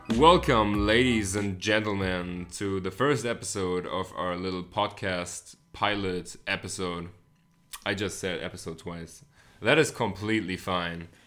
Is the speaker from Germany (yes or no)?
yes; Hamburg, Germany; English is a second language; also born or lived in United States; I'm not a native, uh, English speaker. I am German. I'm from Hamburg, Germany. Born and raised